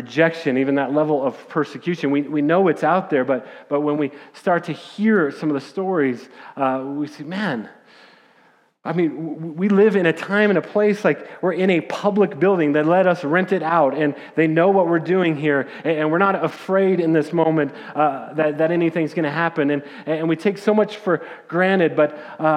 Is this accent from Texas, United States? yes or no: no; Littleton, Colorado, United States; growing up in Littleton, Colorado